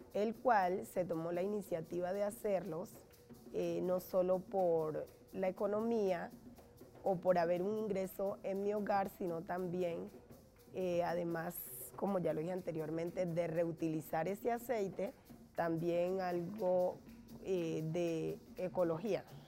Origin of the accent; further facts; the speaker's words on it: Bahía Solano, Chocó, Colombia; moved away as an adult; now in Bogotá, Colombia; soy nacida en el Chocó, Vallasolano.